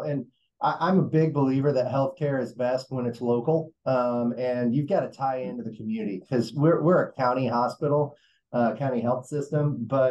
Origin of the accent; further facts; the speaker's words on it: Columbus, Indiana, United States; also born or lived in Bloomington, Indiana / Valparaiso, Indiana; So I am a Hoosier, born and raised, lived in the state my entire life. I grew up in Columbus, Indiana. Dad worked for Cummins Engine Company